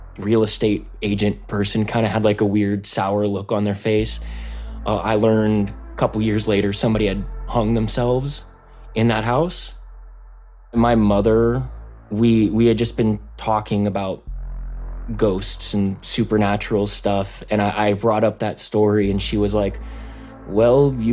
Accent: Los Angeles, California, United States; I'm also from the Los Angeles area

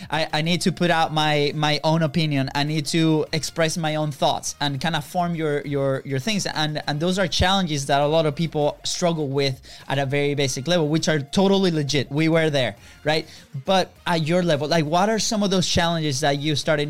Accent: Venezuela; now in United States; we are originally from Venezuela

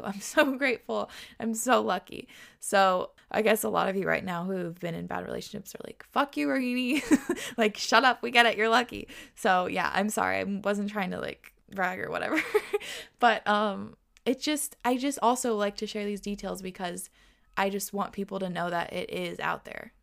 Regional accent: Washington, United States; also born or lived in New York; We moved from New York to Washington where we both grew up, so now we're back home

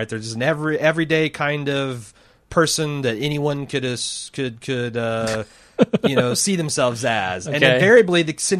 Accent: Minnesota, United States; I grew up in Minnesota. When I think about my life stories, a lot of them took place with guys like me.

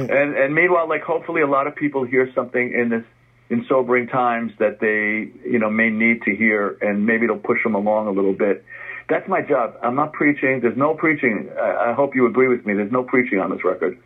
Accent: New York City, New York, United States; I grew up in the Bronx. Our, right. our kitchen window overlooked the stadium.

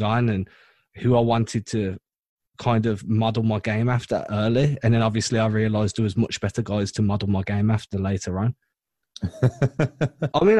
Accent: England, United Kingdom; I'm trying to be the pioneer Englishman into the NBA media

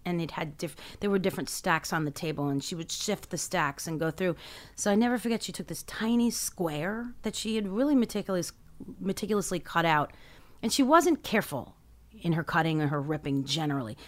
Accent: New York City, New York, United States; I grew up in Midtown, across from the Carnegie Deli

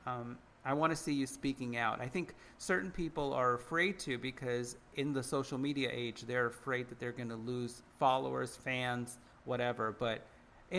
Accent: United States; we're all American.

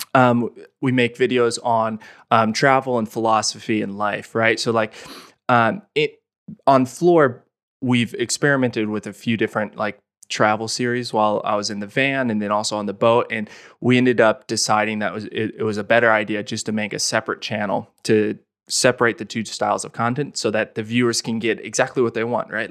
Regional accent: Olathe, Kansas, United States; moved away; I grew up in Olathe, which is thirty minutes from Lawrence.

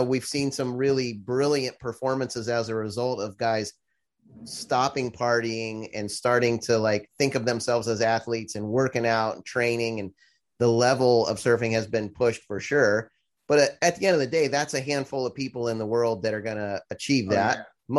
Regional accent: Florida, United States; moved away as an adult; also born or lived in California; I grew up in Florida, and then I spent 10 years in California, went to college out there, tried to be a pro surfer, all that.

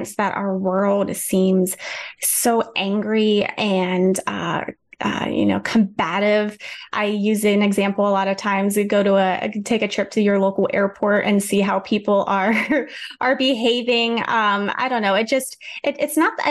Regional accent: Central Pennsylvania, United States; moved away as an adult; also born or lived in Idaho; Central Pennsylvania, my hometown

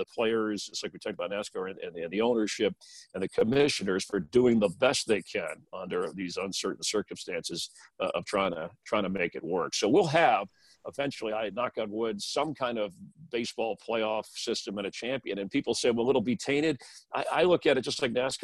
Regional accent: Florida, United States; now in Los Angeles County, United States; I grew up in Florida.

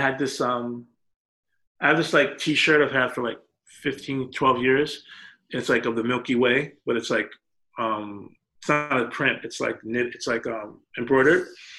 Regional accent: New York, United States; just growing up in New York, you see famous people all the time.

